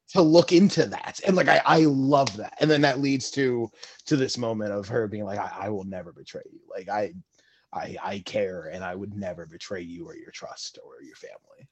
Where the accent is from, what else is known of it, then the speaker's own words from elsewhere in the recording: New York, United States; I'm a New Yorker.